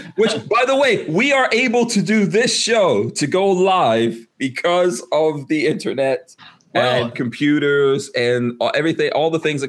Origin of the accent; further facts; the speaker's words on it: Guyana; born there; including where I was born in Guyana